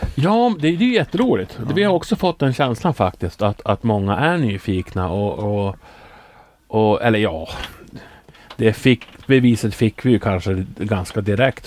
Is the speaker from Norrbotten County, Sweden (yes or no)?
yes; Norrbotten County, Sweden; jag har nu jobbat lite grann åt eh, regionen hemma i Norrbotten